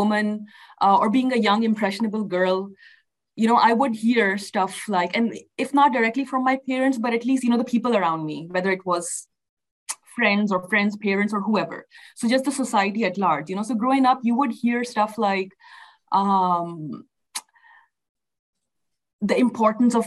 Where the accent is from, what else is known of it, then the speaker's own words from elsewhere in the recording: Pakistan; moved away as an adult; also born or lived in Sharjah, United Arab Emirates / Oklahoma City, United States; now in Houston, United States; I was born in Pakistan. Both of my parents and my parents' families, you know, are from Pakistan. So I, you know, grew up there